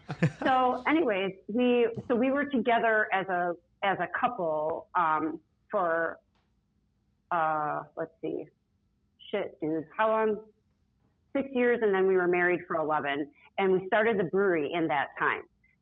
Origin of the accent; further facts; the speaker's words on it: Milwaukee, Wisconsin, United States; also born or lived in upstate New York / San Francisco; now in Chicago, United States; I grew up in Milwaukee.